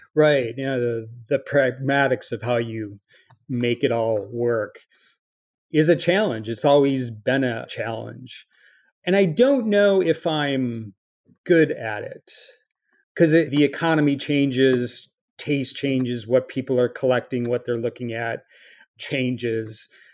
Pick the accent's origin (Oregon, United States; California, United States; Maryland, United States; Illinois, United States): Illinois, United States; Chicago; moved away; also born or lived in Milwaukee; growing up in Chicago